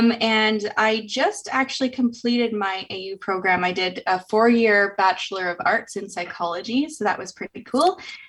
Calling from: Calgary, Alberta, Canada; I'm calling in today from Calgary.

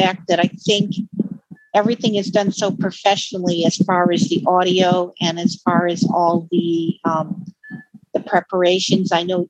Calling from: Utah, United States; And I'm actually calling from Utah.

